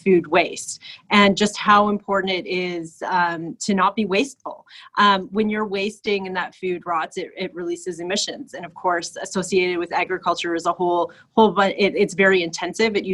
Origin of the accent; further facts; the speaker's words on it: Toronto, Ontario, Canada; I grew up on the Scarborough border at Victoria Park in Lawrence, and I did grow up in an apartment building like most Scarborough youngsters